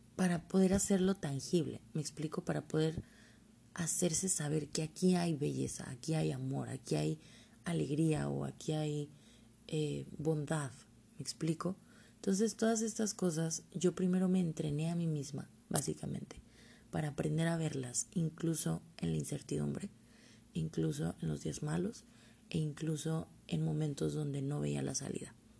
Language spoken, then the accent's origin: Spanish; Mexico; como buena mexicana que soy